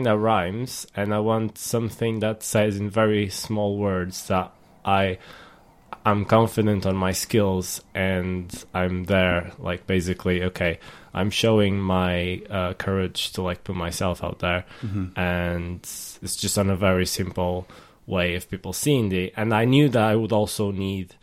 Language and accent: English; Portugal; moved away as an adult; now in United Kingdom; I come from Portugal